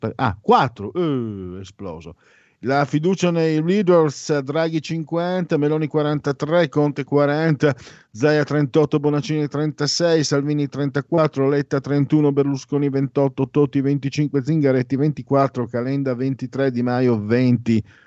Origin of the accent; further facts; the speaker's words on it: San Vito al Tagliamento, Friuli-Venezia Giulia, Italy; also born or lived in Pordenone; non sono di Pordenone, sono di San Vito al Tagliamento. Poi ho abitato tantissimi anni a Pordenone, ahimè, ma io sono di San Vito al Tagliamento